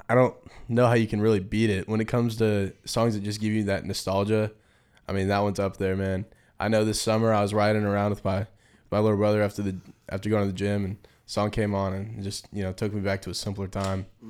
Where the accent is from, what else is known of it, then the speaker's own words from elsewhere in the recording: Folsom, California, United States; moved away as an adult; I'm from Folsom, California.